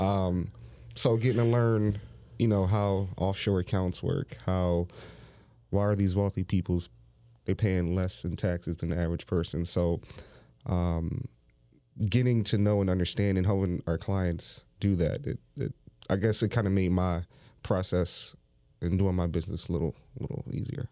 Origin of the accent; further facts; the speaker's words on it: Philadelphia, Pennsylvania, United States; I grew up in Overbrook Park